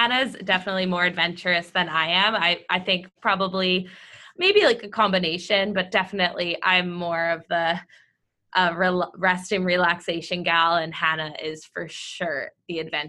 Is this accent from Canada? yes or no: yes; Canada; moved away; also born or lived in British Columbia; But I grew up in a province that is very cold with no mountains.